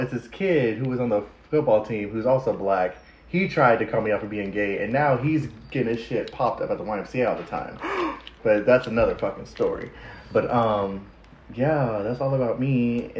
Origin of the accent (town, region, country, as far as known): Kansas, United States; born or raised there; also born or lived in Connecticut